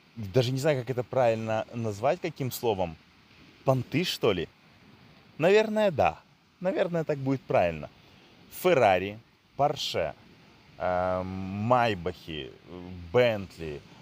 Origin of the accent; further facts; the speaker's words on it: Odesa, Odesa Oblast, Ukraine; Я родился и вырос в Одессе